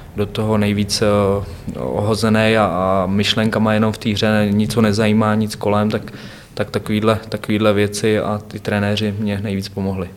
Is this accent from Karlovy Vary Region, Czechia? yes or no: no; Převýšov, Hradec Králové Region, Czechia; also born or lived in Chlumec nad Cidlinou; Vyrůstal jsem v Převýšově, to je tři kilometry eh, obrovská vesnice. od Chlumce právě